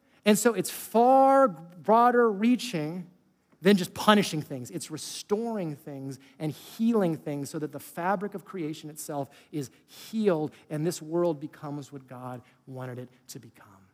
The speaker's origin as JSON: {"language": "English", "region": "California", "country": "United States", "said": "I was from California"}